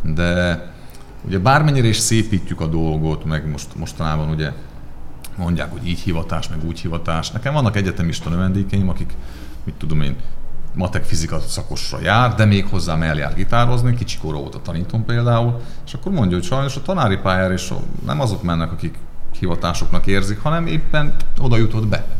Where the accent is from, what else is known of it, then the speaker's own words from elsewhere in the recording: Transcarpathia, Zakarpattia Oblast, Ukraine; now in Hungary; én is Kárpátaljáról származom, tehát hogy én is külföldön tanultam